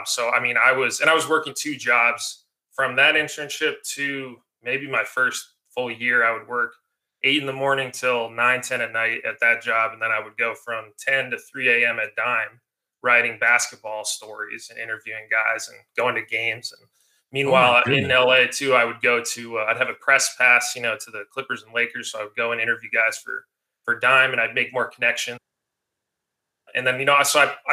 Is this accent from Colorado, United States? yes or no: yes; Denver, Colorado, United States; moved away; also born or lived in Oregon / Portland / San Francisco / Los Angeles; I'm from Denver originally